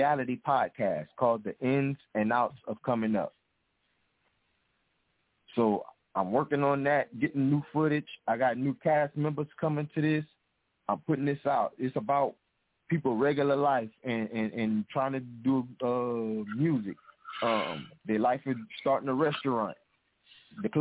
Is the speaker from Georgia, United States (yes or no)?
yes; Augusta, Georgia, United States; I'm from Augusta, Georgia